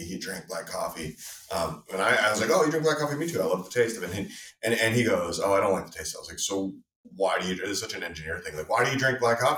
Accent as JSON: {"language": "English", "region": "West Coast", "country": "United States", "tie": "born or raised there", "moved": "yes", "lives_now": "Boston, United States", "said": "I grew up on the West Coast"}